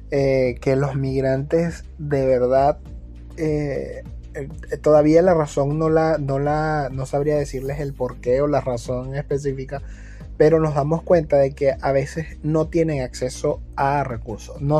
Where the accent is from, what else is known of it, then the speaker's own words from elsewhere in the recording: Venezuela; now in Peru; ella y yo somos migrantes también, venezolanos estamos acá en Perú